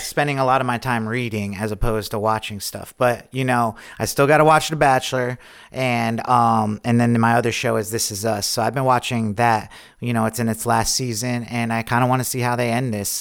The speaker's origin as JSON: {"language": "English", "town": "Lake George", "region": "New York", "country": "United States", "said": "I'm from Lake George, a couple hours away north"}